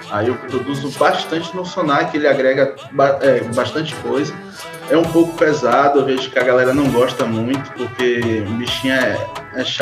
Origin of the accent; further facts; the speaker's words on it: Itabuna, Bahia, Brazil; Então, galera, eu sou de Itabuna, Bahia.